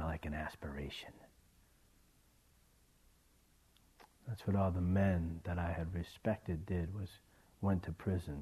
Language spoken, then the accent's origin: English; East Coast, United States; I was raised on the East Coast into a pretty crazy family